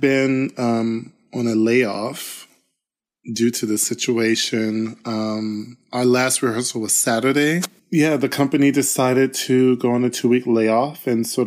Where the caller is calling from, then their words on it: Sacramento, California, United States; also born or lived in Germany; I'm voice calling from Sacramento, California, where I dance with the Sacramento